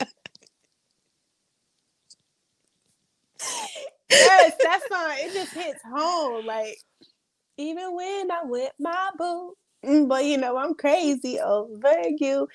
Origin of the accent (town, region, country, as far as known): California, United States; born or raised there; moved away; also born or lived in Georgia